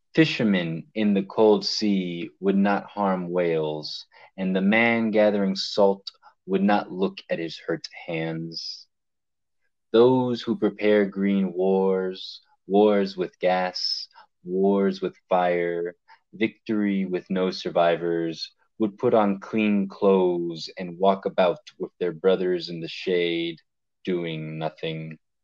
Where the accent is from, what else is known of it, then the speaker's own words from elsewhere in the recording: Miami, Florida, United States; also born or lived in Hialeah, Florida; now in New Orleans, United States; me being of Cuban descent and growing up in Miami, Florida, for being born in Hialeah